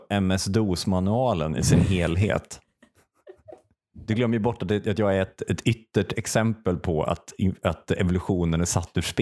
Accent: Stockholm, Stockholm County, Sweden; Jag är från Stockholm, puss och kram.

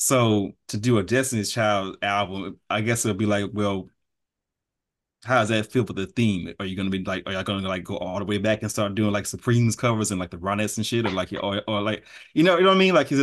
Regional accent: Texas, United States; Is like I'm from Texas. Yes, I was raised on R&B

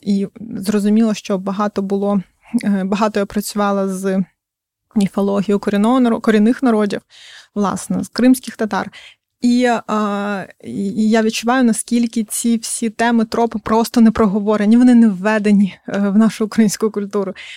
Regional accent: Crimea, Ukraine; я сама кримчанка

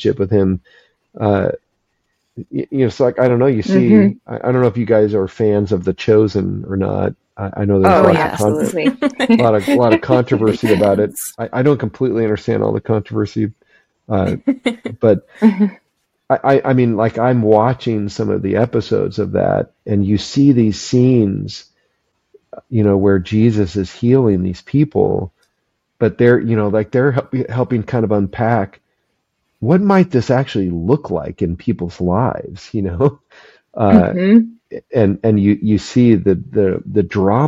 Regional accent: Phoenix, Arizona, United States; we moved from Phoenix up to the mountains in Northern Arizona

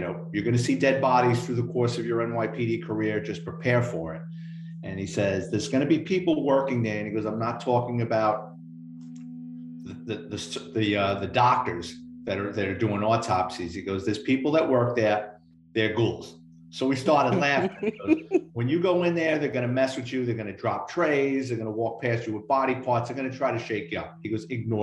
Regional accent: New York City, New York, United States; I grew up in the Bronx

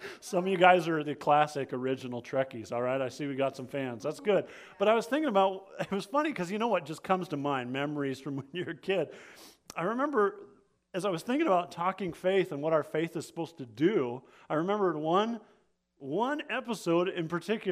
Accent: Alaska, United States; I grew up in Alaska, and not just Alaska, but like out in the middle of nowhere, Alaska

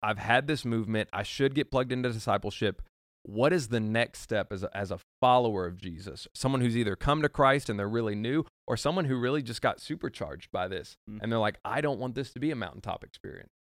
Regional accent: Nicholasville, Kentucky, United States; I'm from Nicholasville

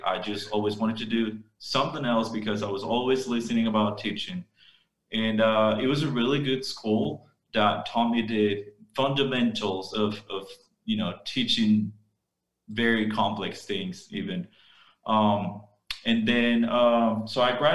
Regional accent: Armenia, Quindío, Colombia; I'm from Armenia, just 20 minutes away from where we work.

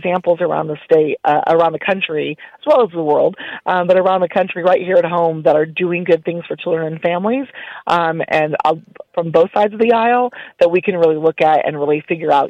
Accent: Illinois, United States; now in Texas, United States; You know, we're Texas. And yes, I grew up in Illinois, but I've lived here longer than I'd lived there.

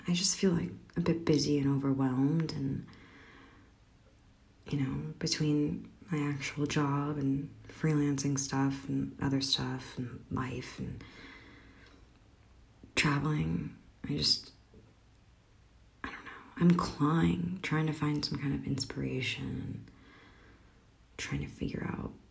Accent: Michigan, United States; now in New York, United States; I'm from Michigan

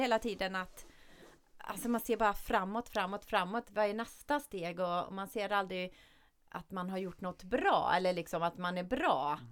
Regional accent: Källby, Västra Götaland, Sweden; vi var tre tjejer från Källby då, där jag kommer

